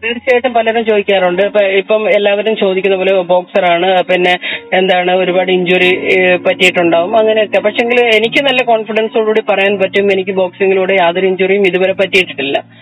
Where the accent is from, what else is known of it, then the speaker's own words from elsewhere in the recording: Kannur, Kerala, India; ഞാൻ എന്റെ സ്വദേശം കണ്ണൂരാണ് കണ്ണൂര് തികച്ചും കർഷക കുടുംബത്തിൽ ജനിച്ചു വളർന്ന